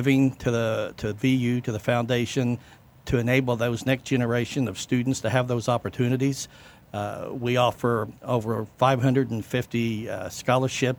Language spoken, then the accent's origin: English; Vincennes, Indiana, United States; I was born and raised in Vincennes.